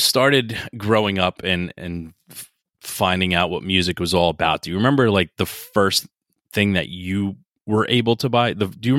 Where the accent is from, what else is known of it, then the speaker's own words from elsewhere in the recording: outside New York City, New Jersey, United States; I'm from New Jersey.